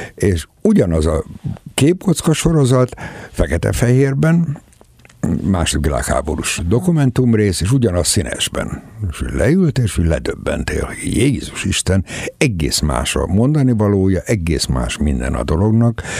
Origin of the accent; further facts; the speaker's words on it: Debrecen, Hajdú-Bihar, Hungary; átmentek Debrecenbe, és hát én ott születtem.